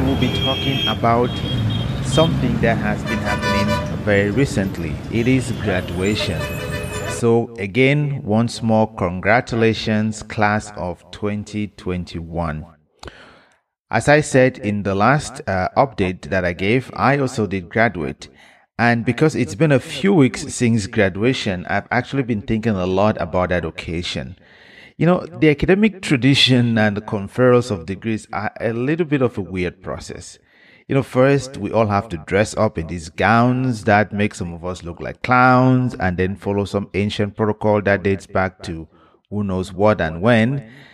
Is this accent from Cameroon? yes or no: yes; Cameroon; I am from Cameroon